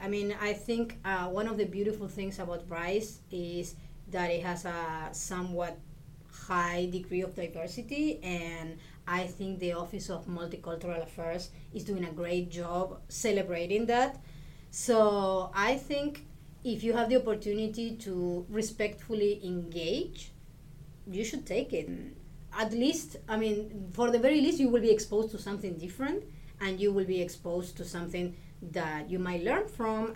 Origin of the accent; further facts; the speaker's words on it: Argentina; English is a second language; moved away as an adult; also born or lived in Illinois; now in Houston, United States; I come from Argentina, and I arrived here in US in 2007, and I've been in Houston since, I believe, 2015